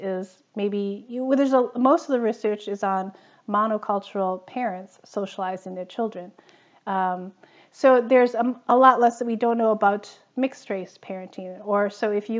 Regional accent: Minnesota, United States; now in Berlin, Germany; I grew up in Minnesota in the U.S., and my parents are immigrants from Taiwan.

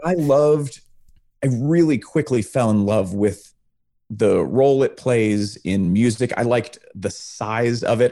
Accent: Charlottesville, Virginia, United States; moved away; I'm from Charlottesville

